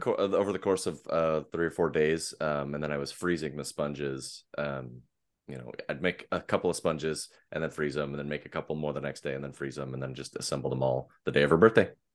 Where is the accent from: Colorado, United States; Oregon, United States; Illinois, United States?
Oregon, United States; Portland; I am from the Pacific Northwest and, uh, just outside of Portland in the Portland metropolitan area